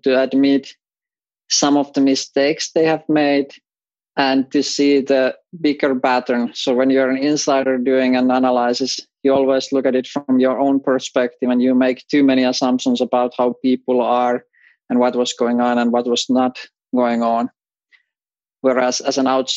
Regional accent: Finland; I grew up in Finland

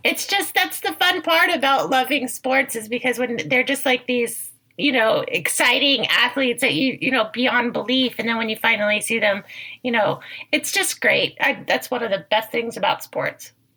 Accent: Bay Area, California, United States; I was raised in the Bay Area

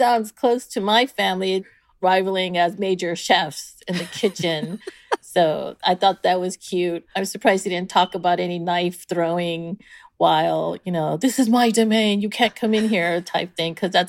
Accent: San Diego, California, United States; moved away as an adult; now in Indianapolis, United States; I'm originally from San Diego. I am half Japanese. Mom was Japanese

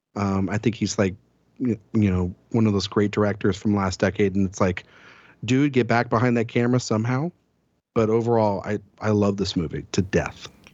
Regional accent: Texas, United States; I'm from Texas

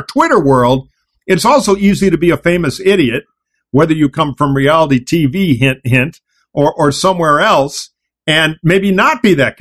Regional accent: Detroit, Michigan, United States; moved away; I grew up in Detroit.

